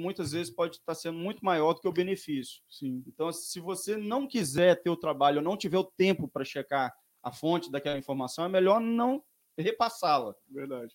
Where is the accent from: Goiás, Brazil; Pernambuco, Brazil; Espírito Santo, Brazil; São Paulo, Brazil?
Espírito Santo, Brazil; Vitória; moved away as an adult; now in Domingos Martins, Brazil; eu sou de Vitória, é, fui nascido e criado em Vitória